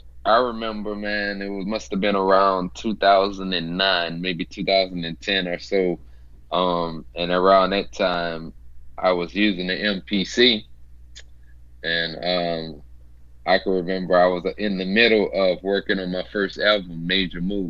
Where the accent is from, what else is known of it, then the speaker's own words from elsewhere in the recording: Louisiana, United States; I'm from Louisiana